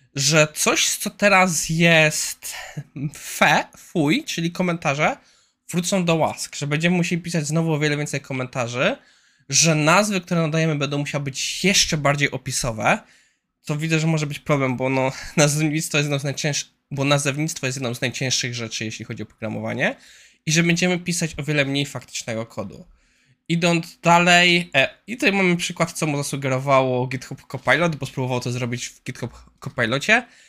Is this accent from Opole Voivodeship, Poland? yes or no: no; Kłodzko area, Lower Silesian Voivodeship, Poland; jestem z okolic Kłodzka.